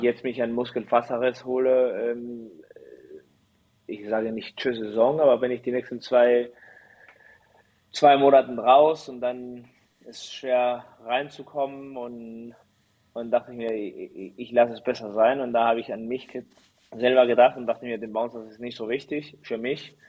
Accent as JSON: {"language": "German", "country": "Chile", "tie": "born or raised there", "also_born_or_lived": "Mexico / Germany", "moved": "as an adult", "lives_now": "Düren, Germany"}